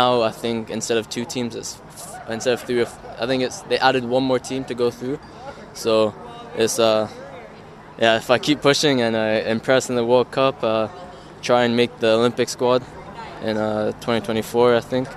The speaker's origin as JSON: {"language": "English", "country": "New Zealand", "tie": "born or raised there", "moved": "yes", "lives_now": "Canada", "said": "I was born and I lived half my life there, yeah. so at heart I'm a Kiwi"}